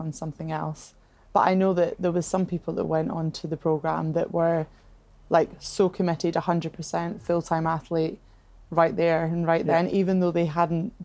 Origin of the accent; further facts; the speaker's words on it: Edinburgh, Scotland, United Kingdom; growing up in Scotland, in Edinburgh